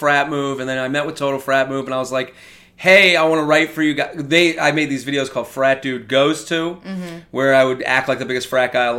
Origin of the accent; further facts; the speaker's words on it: Needham, Massachusetts, United States; moved away as an adult; also born or lived in Pennsylvania; I'm from Needham, and then I moved here